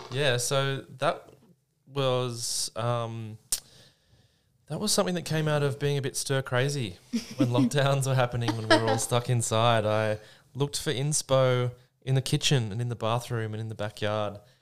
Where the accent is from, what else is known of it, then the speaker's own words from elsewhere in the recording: Sydney, New South Wales, Australia; also born or lived in Melbourne; Well, I'm from Sydney. I grew up in Sydney